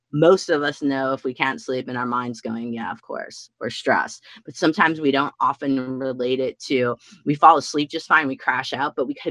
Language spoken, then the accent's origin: English; Midwest, United States; also born or lived in Washington State; now in Washington, United States; Growing up in the Midwest where I grew up